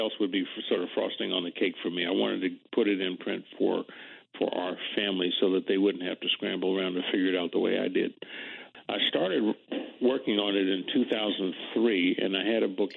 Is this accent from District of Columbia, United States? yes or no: yes; Washington, District of Columbia, United States; the schools when I was coming along in Washington were segregated.